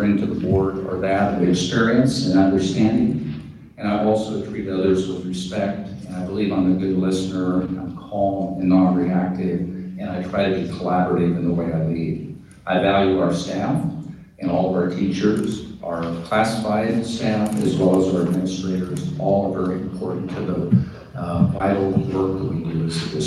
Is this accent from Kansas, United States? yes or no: yes; McPherson, Kansas, United States; I was born and raised in McPherson, attended schools here.